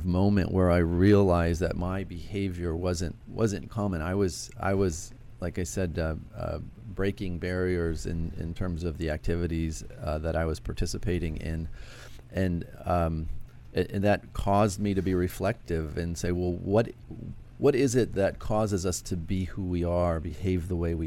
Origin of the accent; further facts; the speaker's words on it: Chicago, Illinois, United States; Originally from Chicago